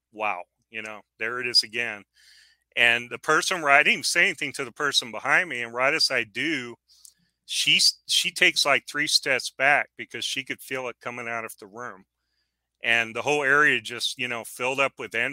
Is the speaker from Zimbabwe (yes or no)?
no; San Antonio, Texas, United States; moved away as an adult; now in West Texas, United States; I grew up in San Antonio